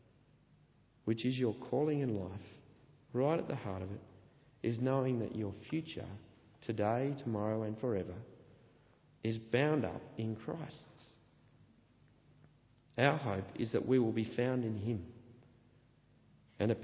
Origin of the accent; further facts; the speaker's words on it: Australia; I'm an Australian